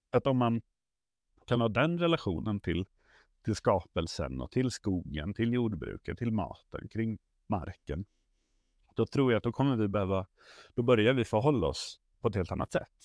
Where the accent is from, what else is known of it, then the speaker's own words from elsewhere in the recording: Stockholm, Stockholm County, Sweden; är jag uppvuxen i tunnelbanan i, i Stockholm